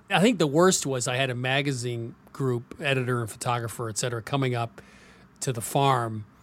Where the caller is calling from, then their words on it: Dallas, Texas, United States; I'm in Dallas.